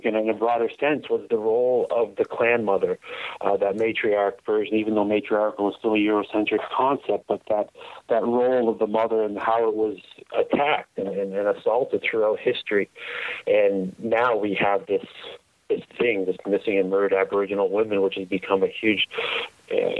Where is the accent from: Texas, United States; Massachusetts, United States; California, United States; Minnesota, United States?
Massachusetts, United States; now in Canada; I came from the United States. I was born in Massachusetts